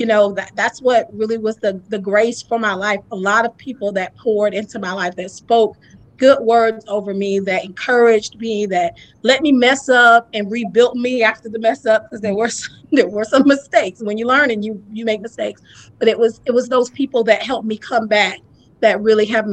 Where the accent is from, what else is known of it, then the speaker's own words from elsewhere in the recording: Lakeland, Florida, United States; moved away; started mentoring girls down there in Lakeland, in my hometown as I was there